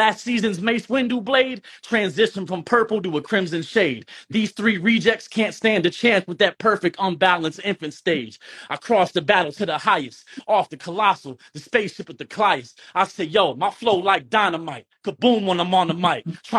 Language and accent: English; Charleston, South Carolina, United States; I'm from Charleston, South Carolina. Nowhere else.